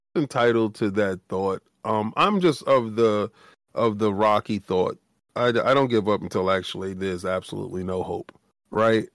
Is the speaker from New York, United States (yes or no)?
yes; New York City, New York, United States; we come from the South Bronx